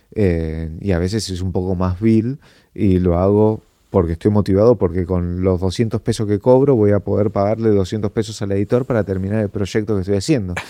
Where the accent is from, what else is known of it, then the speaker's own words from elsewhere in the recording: Argentina; somos de Argentina